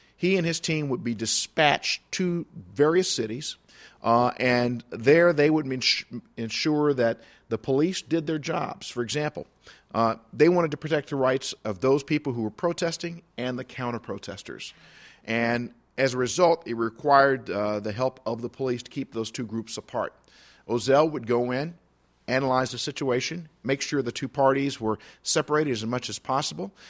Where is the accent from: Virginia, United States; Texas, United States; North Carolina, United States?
Virginia, United States; Radford; I was born and raised in Radford, Virginia.